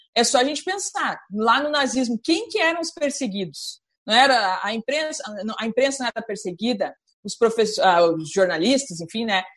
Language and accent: Portuguese; Brazil; como brasileira, como cidadã